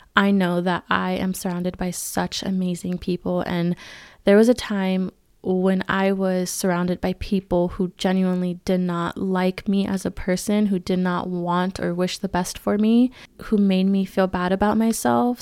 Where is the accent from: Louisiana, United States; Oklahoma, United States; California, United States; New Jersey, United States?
California, United States; now in Arizona, United States; my hometown in California